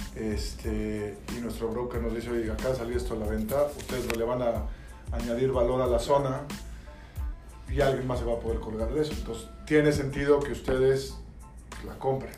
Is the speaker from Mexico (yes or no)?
yes; Mexico; moved away as an adult; yo nací y crecí en México